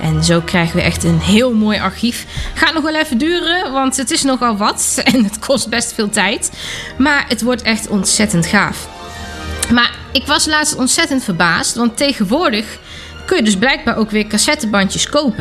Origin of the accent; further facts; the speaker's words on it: Germany; hier in Duitsland, daar waar ik vandaan kom